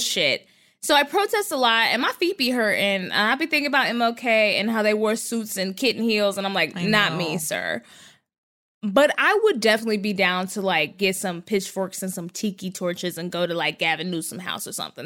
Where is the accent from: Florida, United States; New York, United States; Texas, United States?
Texas, United States; North; I was a kid, because I'm from Texas and North Texas, there were a lot of Mormons.